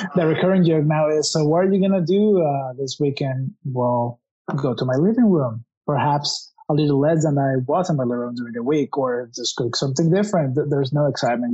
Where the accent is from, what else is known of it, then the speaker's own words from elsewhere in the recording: Mexico City, Mexico; I come from Mexico City